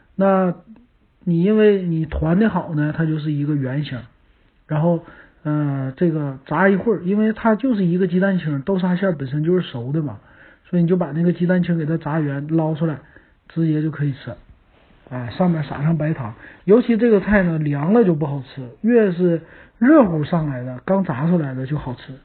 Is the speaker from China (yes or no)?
yes; Northeast China, China; 咱们东北人很喜欢